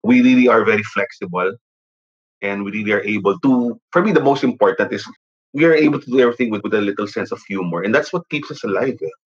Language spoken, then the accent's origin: English; Philippines